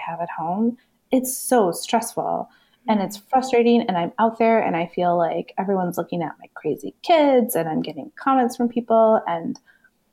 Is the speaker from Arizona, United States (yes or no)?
no; California, United States; moved away; I'm originally from California